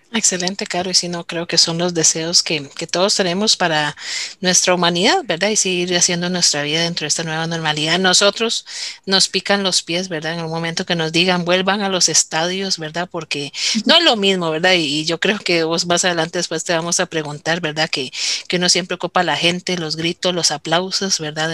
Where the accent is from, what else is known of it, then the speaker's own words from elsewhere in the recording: Heredia, Costa Rica; yo también soy de Heredia